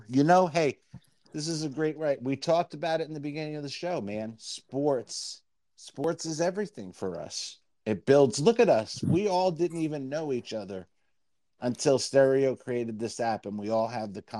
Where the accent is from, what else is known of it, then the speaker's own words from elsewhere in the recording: Jersey City, New Jersey, United States; moved away; in Jersey City for a little while, till my parents opened up all their delis and we moved into the burbs of Jersey, I grew up in Jersey City in kind of a neighborhood really like that.